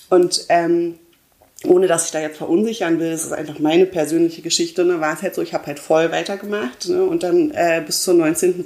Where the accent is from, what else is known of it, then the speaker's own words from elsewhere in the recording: Berlin, Germany; ich komme ja aus Berlin